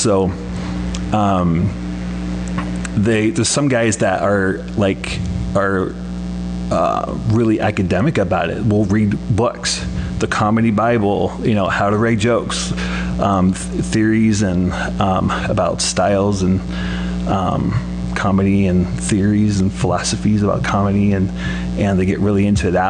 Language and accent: English; Portland, Oregon, United States; moved away as an adult; I'm from Portland, Oregon